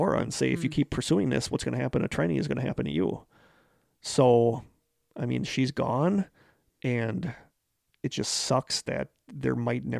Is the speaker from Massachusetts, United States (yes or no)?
no; Yakima, Washington, United States; because I am from Yakima, Washington.